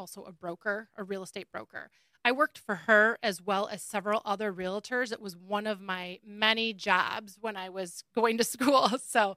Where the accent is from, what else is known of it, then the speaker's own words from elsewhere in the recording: Rochester, Michigan, United States; also born or lived in Eastpointe (East Detroit), Michigan / Troy, Michigan / Lake Orion, Michigan; we moved, towards the end of elementary school to Rochester. So I did the majority of my growing, I guess, in Rochester